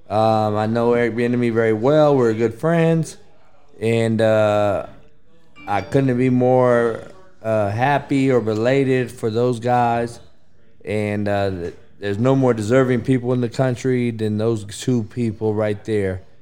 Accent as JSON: {"language": "English", "town": "Los Angeles", "region": "California", "country": "United States", "tie": "born or raised there", "said": "I grew up a Rams fan growing up in Los Angeles."}